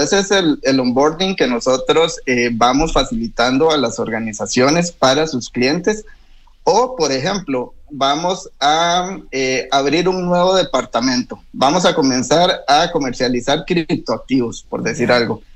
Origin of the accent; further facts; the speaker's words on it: Costa Rica; now in Chile; Yo soy de Costa Rica